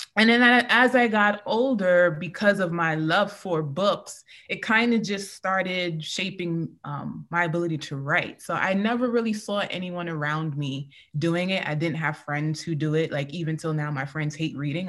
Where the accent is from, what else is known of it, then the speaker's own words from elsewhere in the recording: New York City, New York, United States; I'm from Queens, New York City